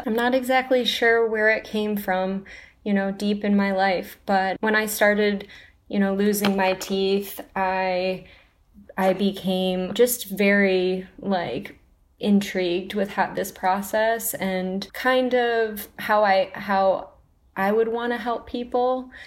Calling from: Ann Arbor, Michigan, United States; I'm calling from Ann Arbor, Michigan

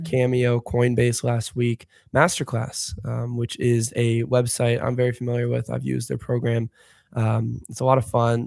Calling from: Chicago, Illinois, United States; I'm calling in from Chicago right now. I'm based in Chicago

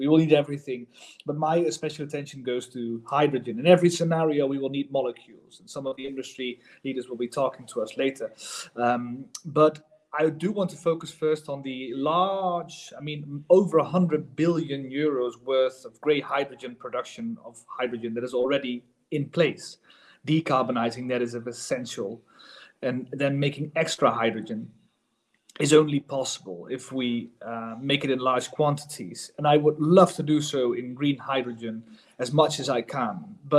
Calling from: The Hague, South Holland, Netherlands; in the Netherlands, I'm calling from The Hague

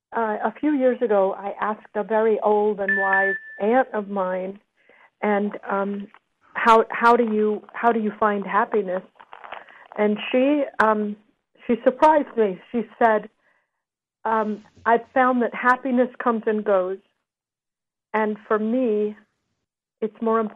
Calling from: Los Angeles, California, United States; I'm calling from L.A.

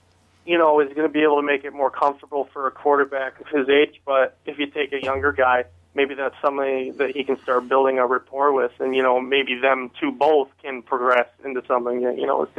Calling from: Lansing, Michigan, United States; This is …. I'm from Lansing.

